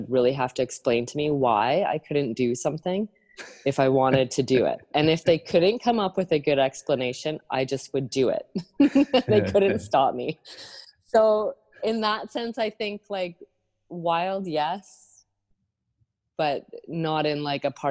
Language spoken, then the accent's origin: English; Owen Sound, Ontario, Canada; moved away as an adult; also born or lived in New Brunswick; now in Nova Scotia, Canada; I grew up in Owen Sound, Ontario